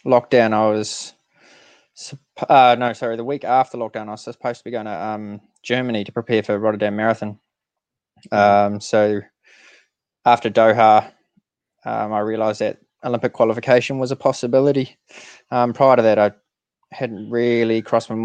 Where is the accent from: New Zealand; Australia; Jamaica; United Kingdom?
New Zealand; as most Kiwi kids did